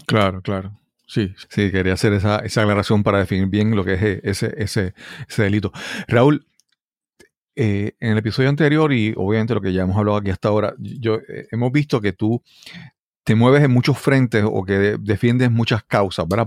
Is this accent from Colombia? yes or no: no; Puerto Rico; como puertorriqueño